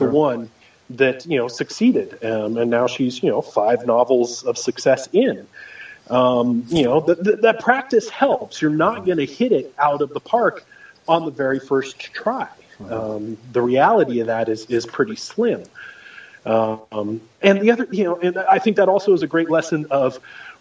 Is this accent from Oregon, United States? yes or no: yes; Oregon, United States; I grew up in Oregon